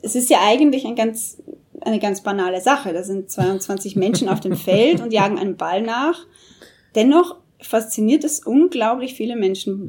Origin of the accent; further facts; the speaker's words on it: Austria; moved away; Bei uns in Österreich, wo ich herkomme